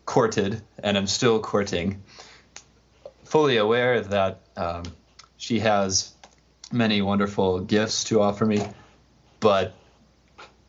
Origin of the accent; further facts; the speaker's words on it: Nebraska, United States; I grew up in Nebraska